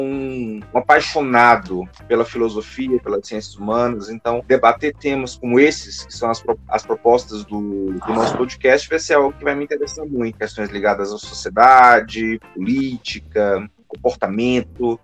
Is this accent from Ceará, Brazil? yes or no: yes; Fortaleza, Ceará, Brazil; moved away as an adult; now in Curitiba, Brazil; Eu sou de Fortaleza, terminei a minha graduação lá em psicologia e vim fazer um mestrado aqui e acabei permanecendo